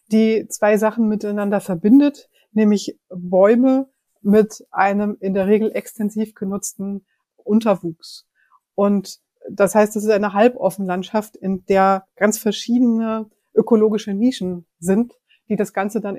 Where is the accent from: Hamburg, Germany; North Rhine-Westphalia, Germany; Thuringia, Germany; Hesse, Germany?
Hesse, Germany; Frankfurt; Ich persönlich mag die Schwanheimer Düne wirklich sehr gern ich bin dort in der Nähe aufgewachsen und das war für mich als Kind schon so ein Ausflugsziel mit dem Fahrrad in die Düne.